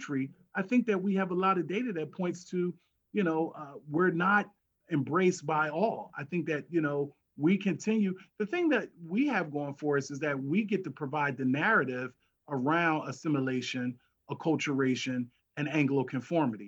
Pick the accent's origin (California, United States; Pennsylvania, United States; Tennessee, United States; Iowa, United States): Pennsylvania, United States; Philadelphia; Growing up in North Philadelphia, I went to Ollie High